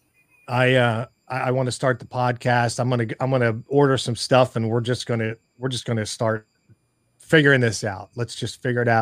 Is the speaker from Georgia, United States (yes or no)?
no; Pittsburgh, Pennsylvania, United States; moved away; we're originally from Pittsburgh